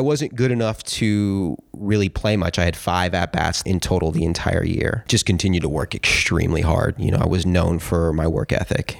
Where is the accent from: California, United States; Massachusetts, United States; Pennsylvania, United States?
California, United States; Los Angeles; I grew up in West L A, just on the other side of the hill.